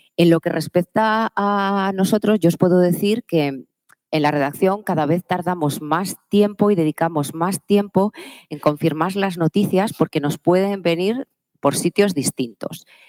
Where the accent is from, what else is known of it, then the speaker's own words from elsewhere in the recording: Palencia, Castile and León, Spain; Yo soy de una tierra, yo soy de Palencia, yo soy del norte